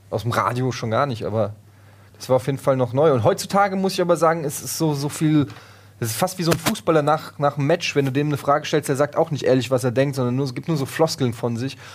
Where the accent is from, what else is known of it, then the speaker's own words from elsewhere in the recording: Frankfurt, Hesse, Germany; ich komme natürlich auch aus Frankfurt, da ist das nochmal was anderes